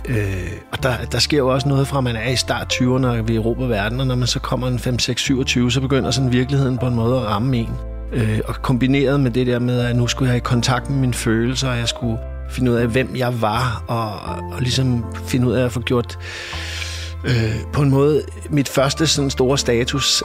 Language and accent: Danish; Copenhagen, Capital Region of Denmark, Denmark; also born or lived in Vesterbro, Copenhagen; vokset op ude på Amager. Født på Vesterbro, men vokset op ude i Urbanplanen.